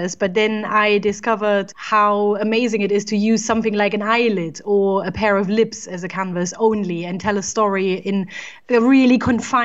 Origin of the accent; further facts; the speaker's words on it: East Germany, Germany; moved away as an adult; now in England, United Kingdom; I was born in Germany, in East Germany to be precise. And I studied there as well